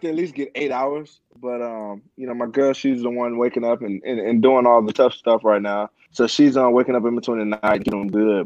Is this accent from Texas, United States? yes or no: yes; Houston, Texas, United States; I'm from Houston